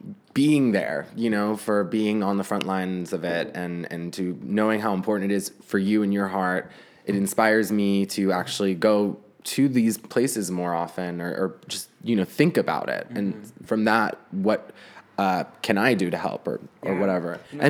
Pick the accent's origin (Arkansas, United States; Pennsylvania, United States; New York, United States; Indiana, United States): New York, United States; now in Los Angeles, United States; I mean, I always try and check myself about the bubble of, you know, living in LA. I'm also from New York. Kind of.